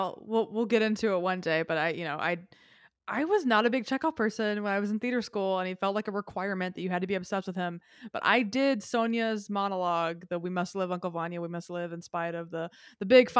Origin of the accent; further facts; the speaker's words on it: Tennessee, United States; Yes. I'm from Tennessee. I'm aware of the way that works.